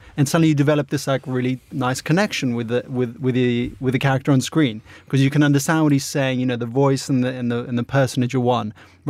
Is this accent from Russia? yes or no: yes; Russia; moved away; when I was growing up in Russia, you didn't have subtitles.